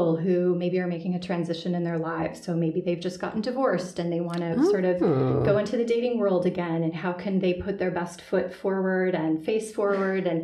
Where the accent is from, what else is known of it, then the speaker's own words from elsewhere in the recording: Chicago, Illinois, United States; I'm from the Chicago area originally, grew up in the Midwest